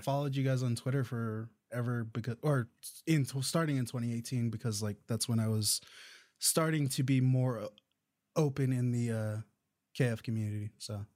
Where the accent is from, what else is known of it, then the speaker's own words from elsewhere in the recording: Indio, California, United States; moved away; I'm originally from that area. I grew up in the town over called, uh, Indio